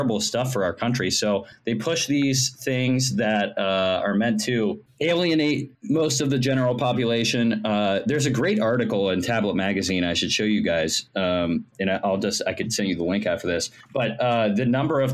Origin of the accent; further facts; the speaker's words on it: Ohio, United States; moved away as an adult; now in Washington, D.C., United States; I'm originally from Ohio. I just moved to D.C. 2 years ago. But I grew up in Ohio. I lived most of my life there